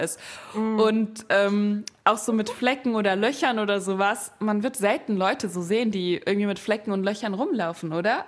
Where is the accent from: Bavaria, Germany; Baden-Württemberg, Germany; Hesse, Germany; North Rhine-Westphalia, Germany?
Hesse, Germany; Frankfurt; moved away as an adult; now in Berlin, Germany; ich bin ja in Frankfurt aufgewachsen und mhm. wohne jetzt auch in Berlin